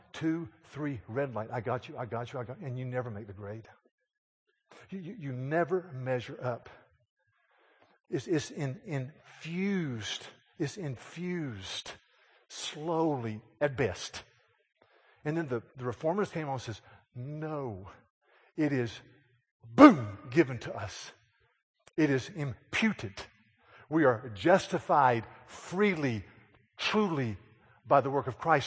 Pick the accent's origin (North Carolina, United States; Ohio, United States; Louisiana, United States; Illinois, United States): North Carolina, United States; Yadkin County; I was in my hometown of Yadkin County, North Carolina